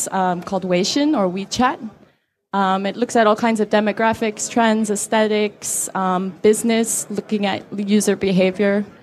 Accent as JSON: {"language": "English", "country": "Saudi Arabia", "tie": "born or raised there", "lives_now": "Beijing, China", "said": "I live in Beijing, China, and um, I'm American, but I grew up in Saudi Arabia, so I grew up in a very censored culture at a young age"}